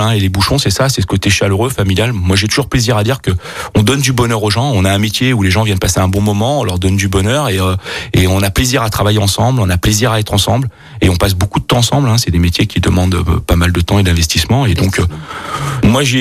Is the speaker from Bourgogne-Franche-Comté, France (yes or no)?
yes; Bourgogne-Franche-Comté, France; born there; Donc moi, effectivement, je suis né en Bourgogne